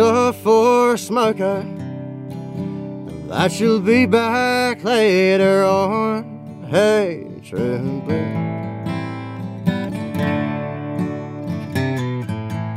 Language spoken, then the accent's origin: English; Ipswich, Queensland, Australia; also born or lived in Logan; now in Stanthorpe, Australia; I grew up in Ipswich